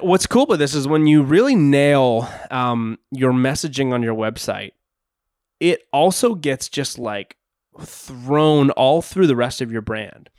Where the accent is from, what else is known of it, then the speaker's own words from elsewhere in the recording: Canada; I'm from Canada.